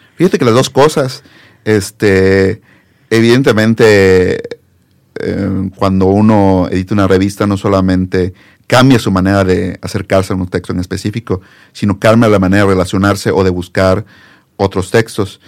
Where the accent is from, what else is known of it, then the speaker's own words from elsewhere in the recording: Campeche, Mexico; moved away as an adult; also born or lived in Puebla; now in Mexico City, Mexico; yo soy de Campeche